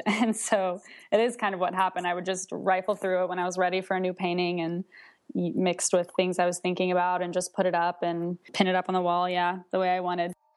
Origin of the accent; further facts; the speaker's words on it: Nashville, Tennessee, United States; now in Charlottesville, United States; right now I'm in Charlottesville, Virginia, but I'm originally from Nashville, Tennessee